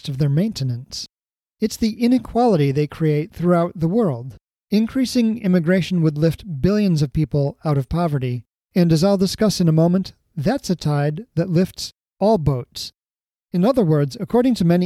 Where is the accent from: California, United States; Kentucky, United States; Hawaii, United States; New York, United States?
Hawaii, United States; growing up in Hawaii.